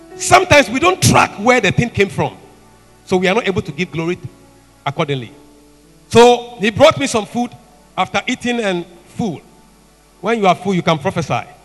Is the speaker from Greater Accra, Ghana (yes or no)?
no; Dabala, Volta, Ghana; Dabala, Dabala, that's my hometown